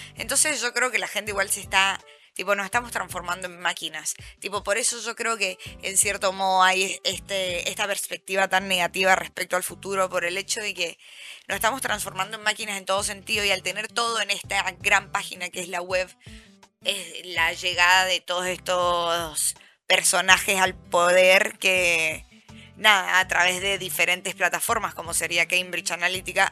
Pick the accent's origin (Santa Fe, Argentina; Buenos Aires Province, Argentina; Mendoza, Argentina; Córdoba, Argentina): Mendoza, Argentina; now in Buenos Aires, Argentina; somos varias chicas de Mendoza